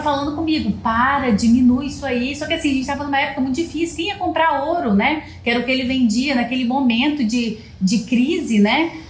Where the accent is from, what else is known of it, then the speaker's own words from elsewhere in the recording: Leopoldina, Minas Gerais, Brazil; also born or lived in Juiz de Fora; a gente é de Leopoldina, Minas Gerais